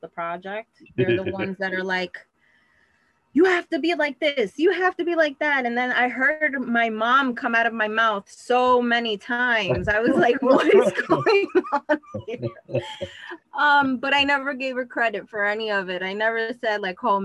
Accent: New York City, New York, United States; I grew up in Queens

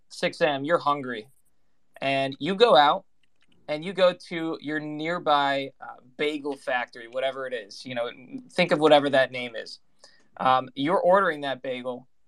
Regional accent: Toms River, New Jersey, United States; also born or lived in Bergen County, New Jersey; I grew up in South Jersey, Toms River, and then I moved up to Bergen County

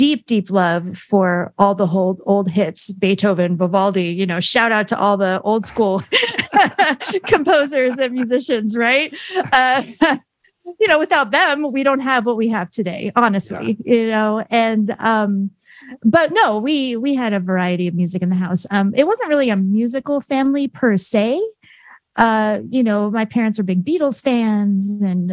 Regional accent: Arizona, United States; also born or lived in Staten Island, New York / Gilbert, Arizona; I call myself a native Arizonan because I moved here from Staten Island, New York when I was 5.

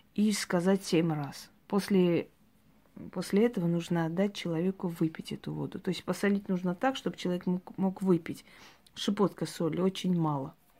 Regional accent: Georgia; я родилась в Грузии

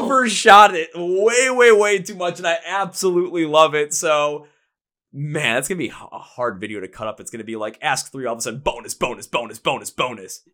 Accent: Milwaukee, Wisconsin, United States; also born or lived in Minnesota; I'm from Milwaukee, Wisconsin. That's where I live.

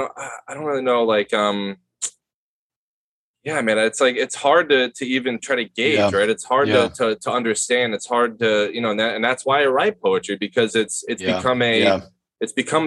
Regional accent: Palm Beach County, Florida, United States; Born and raised in Palm Beach County

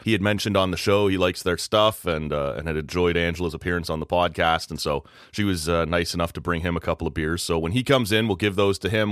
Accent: Oshawa, Ontario, Canada; moved away; that's my hometown. That's where I grew up

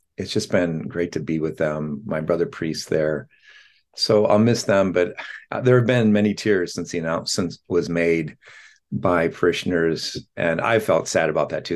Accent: La Porte, Indiana, United States; now in Portland, United States; our hometown of LaPorte, Indiana.

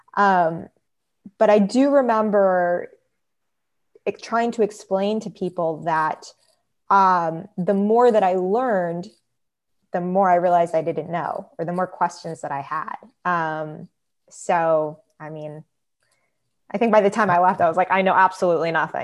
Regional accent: United States; moved away; we were raised in just a pretty much secular household. Um, always knew that I was Jewish, but it was kind of like, you know, um, just, just being American

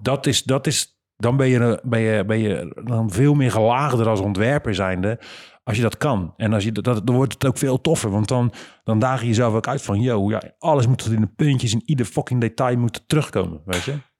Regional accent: Rotterdam, South Holland, Netherlands; Dan zijn we niet vanuit Heerlen, maar dan komen we van Rotterdam

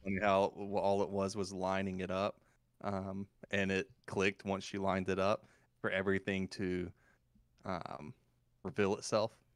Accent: the South, United States; accent: Southern; how Southern come out of me

